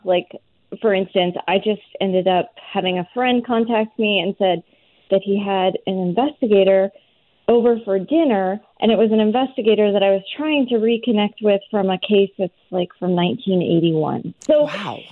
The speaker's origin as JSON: {"language": "English", "region": "rural Alberta", "country": "Canada", "tie": "born or raised there", "said": "I'm from a really small farming community in rural Alberta"}